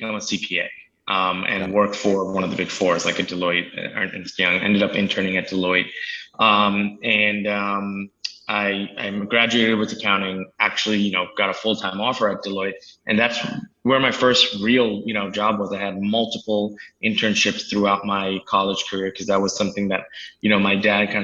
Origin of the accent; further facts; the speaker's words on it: New Jersey, United States; also born or lived in India; Grew up in New Jersey, and I've been here kind of my whole life. I was actually born in India, but I came here extremely young